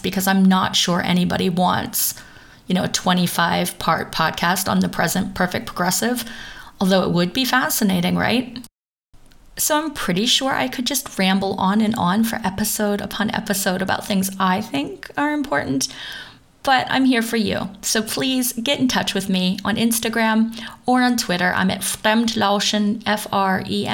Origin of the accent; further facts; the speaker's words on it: Pennsylvania, United States; first language English; moved away as an adult; now in Düsseldorf, Germany; the state I'm from Pennsylvania